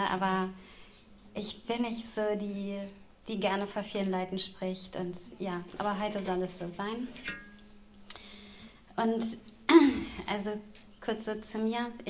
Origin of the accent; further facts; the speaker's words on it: Großburgwedel, Lower Saxony, Germany; Und also ich komme aus Großburg-Wedel.